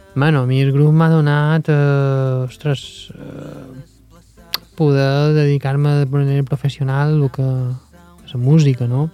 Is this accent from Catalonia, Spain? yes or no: no; Mallorca, Balearic Islands, Spain; nosaltres som mallorquins